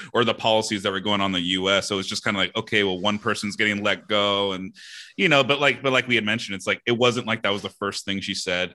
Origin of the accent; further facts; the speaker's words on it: Southern California, United States; growing up in Southern California